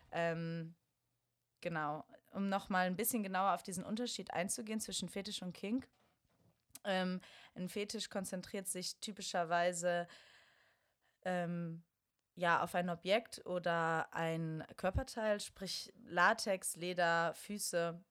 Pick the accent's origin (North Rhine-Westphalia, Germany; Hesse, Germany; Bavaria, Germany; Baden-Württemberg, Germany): North Rhine-Westphalia, Germany; Bonn; now in Berlin, Germany; ich komme aus Bonn